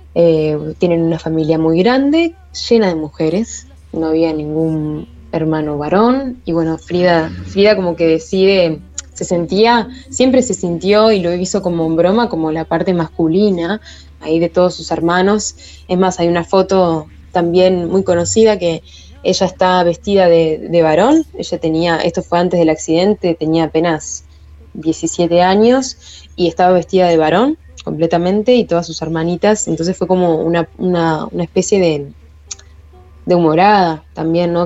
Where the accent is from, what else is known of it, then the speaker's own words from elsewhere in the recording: Maldonado, Uruguay; soy Fernandina de Maldonado